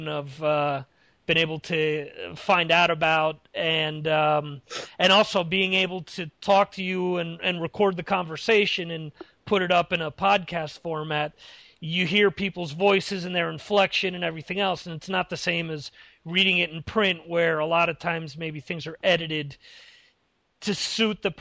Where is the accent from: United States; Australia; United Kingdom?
United States; now in Europe; being an American